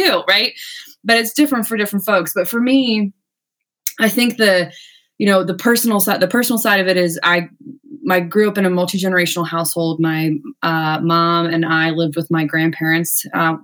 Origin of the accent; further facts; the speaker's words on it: Ohio, United States; moved away as an adult; also born or lived in Washington, D.C.; I met my hometown congresswoman and worked for Betty Sutton for a few years, both in DC and Ohio